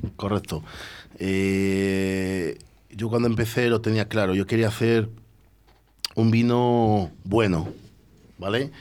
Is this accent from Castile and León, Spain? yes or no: yes; Roa, Castile and León, Spain; also born or lived in Bordeaux; yo soy de Roa